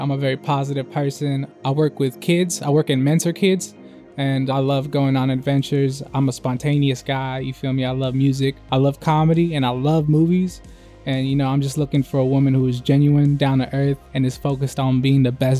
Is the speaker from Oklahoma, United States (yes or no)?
no; the Bay Area, California, United States; I grew up in the Bay, and I grew up with, like, you know, a single parent with my father.